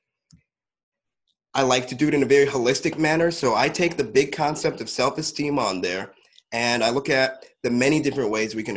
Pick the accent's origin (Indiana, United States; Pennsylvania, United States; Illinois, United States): Illinois, United States; Champaign; I was born in Champaign, Illinois, in a relatively small town over here.